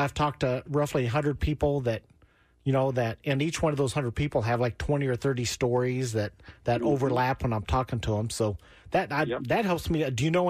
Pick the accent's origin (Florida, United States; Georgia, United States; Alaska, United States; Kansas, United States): Kansas, United States; Wichita; now in Kansas City, United States; I grew up in Wichita.